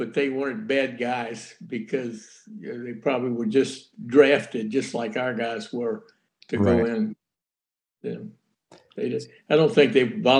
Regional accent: Galveston, Texas, United States; Born and raised here in Galveston.

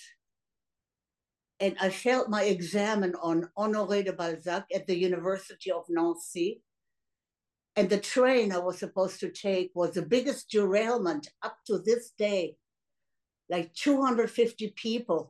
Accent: Germany; moved away; I grew up in Germany

